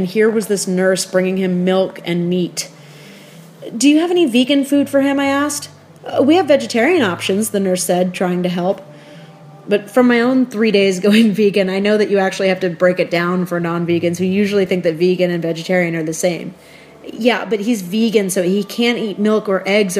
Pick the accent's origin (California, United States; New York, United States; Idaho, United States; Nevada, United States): New York, United States; I've lived my whole life in New York